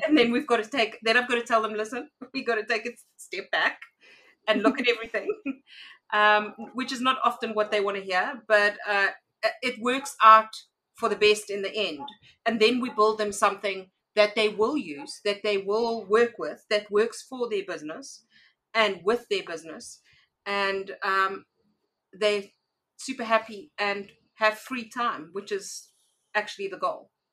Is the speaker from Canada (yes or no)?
no; South Africa; I am a South African entrepreneur